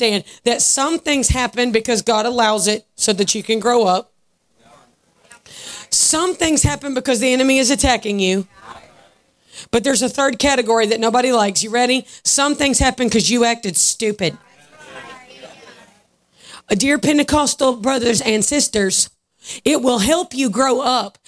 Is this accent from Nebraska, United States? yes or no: no; Georgia, United States; I'm from Georgia.